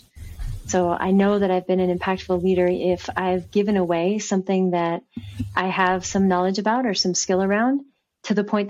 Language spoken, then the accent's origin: English; Bay Area, California, United States; I grew up in the Bay Area